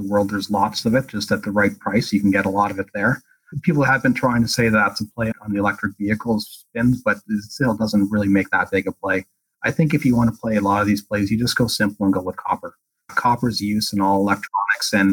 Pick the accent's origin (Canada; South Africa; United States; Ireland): Canada; being Canadian